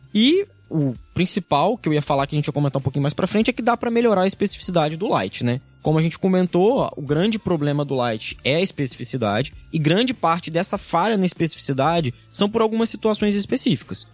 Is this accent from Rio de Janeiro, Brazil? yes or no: yes; interior of Rio de Janeiro, Brazil; moved away as an adult; now in São Paulo, Brazil; eu sou do interior do Rio de Janeiro, vim aqui para São Paulo